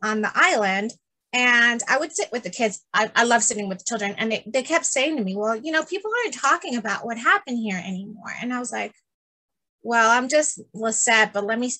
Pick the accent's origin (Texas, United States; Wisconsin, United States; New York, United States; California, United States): New York, United States; first language Spanish; English is a second language; also born or lived in Puerto Rico; I was born in New York and from parents born in Puerto Rico, Catholic parents.